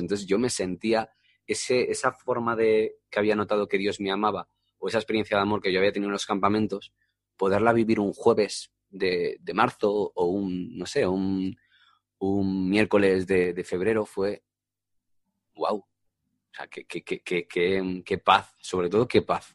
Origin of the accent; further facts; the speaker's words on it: Alcorcón, Community of Madrid, Spain; also born or lived in Getafe; a veces digo más que soy de Alcorcón que soy de Getafe